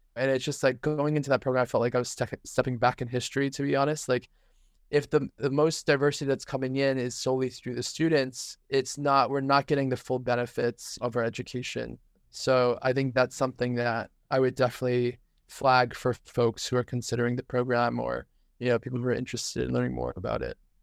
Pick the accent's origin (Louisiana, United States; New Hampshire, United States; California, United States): New Hampshire, United States; moved away; I was raised in New Hampshire